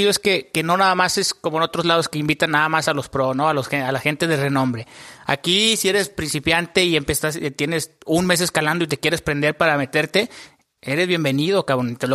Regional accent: Mexico; Sí, que al final de cuentas también somos mexicanos, ¿no?

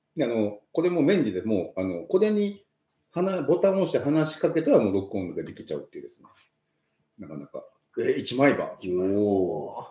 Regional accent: Kobe, Hyogo, Japan; now in Wakkanai, Japan; 僕もね、神戸出身なんで

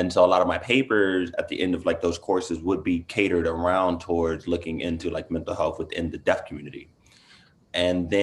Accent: Inglewood, California, United States; moved away as an adult; also born or lived in San Francisco, United States; now in Boston, United States; I'm originally from Los Angeles, from Inglewood

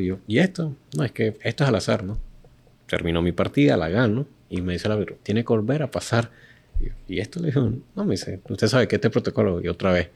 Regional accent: Nicaragua; el nicaragüense

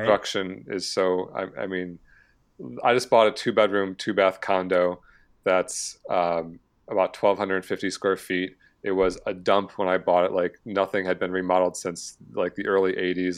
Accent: Michigan, United States; moved away as an adult; now in San Diego, United States; I grew up in Michigan, born and raised till I was about twenty-nine years old

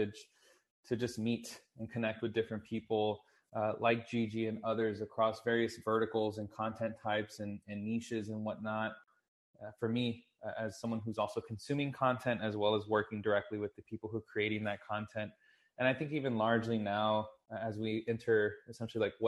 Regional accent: Texas, United States; I'm born and raised in Texas, currently actually living out of San Antonio, Texas.

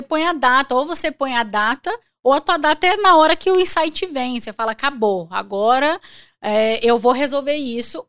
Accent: Araguaína, Tocantins, Brazil; eu nasci em Araguaína, quando eu nasci era um estado só

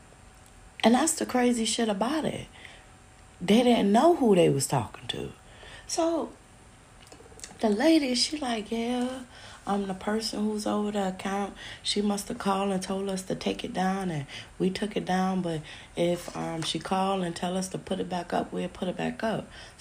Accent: New York City, New York, United States; we're from Brooklyn, New York.

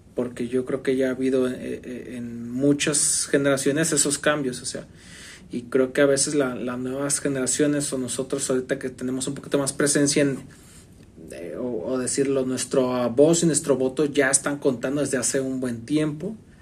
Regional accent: Mexico; nos identificamos como, pues, mexicanos.

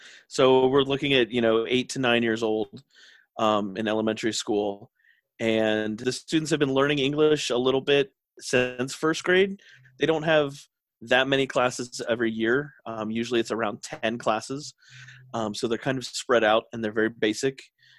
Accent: Philadelphia, Pennsylvania, United States; now in Japan; I was already doing some teaching in the States, which is where I'm from. I'm from America. So, you know, the Philadelphia, Pennsylvania area, but moved around quite a bit as a kid. But so now I'm in Japan

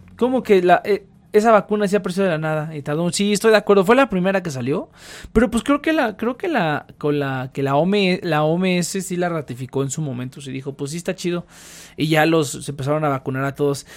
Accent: Mexico

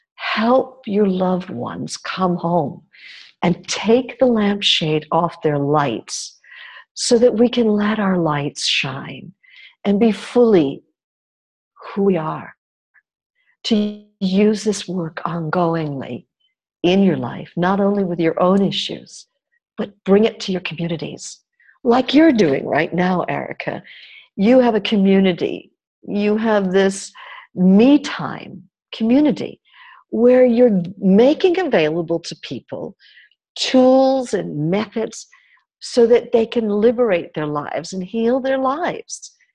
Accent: New York, United States; I grew up in New York, in a country that's supposedly all about freedom.

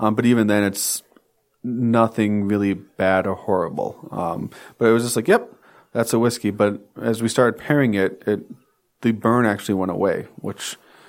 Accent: Wisconsin, United States; Hey, we're from Wisconsin.

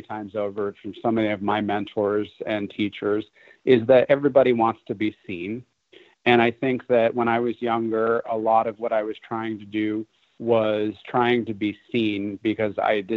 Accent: New York, United States; moved away; I'm originally from New York

